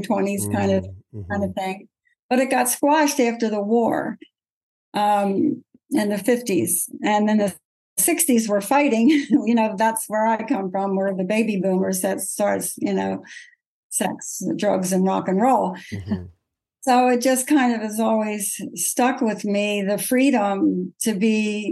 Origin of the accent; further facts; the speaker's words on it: Pottstown, Pennsylvania, United States; I grew up in Pottstown, Pennsylvania, which is almost an Amish town.